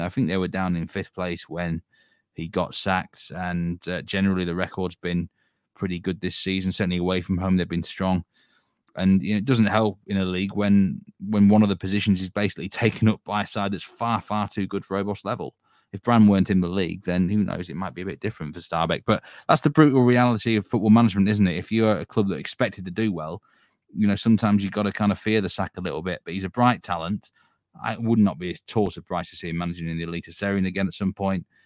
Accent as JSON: {"language": "English", "region": "Yorkshire and the Humber", "country": "United Kingdom", "said": "I'm from Yorkshire"}